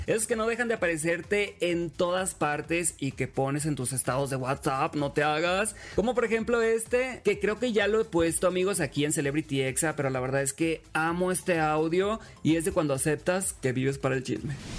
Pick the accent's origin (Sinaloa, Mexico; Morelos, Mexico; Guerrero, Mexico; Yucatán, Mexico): Sinaloa, Mexico; Los Mochis; Yo soy de los Mochis, Sinaloa